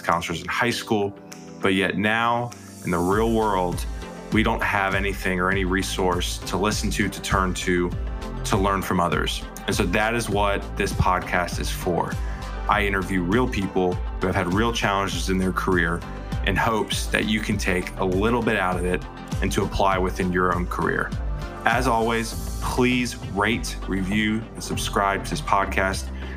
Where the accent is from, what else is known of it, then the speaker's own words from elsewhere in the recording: Lexington, South Carolina, United States; So my parents were in Lexington. I went to Lexington High School.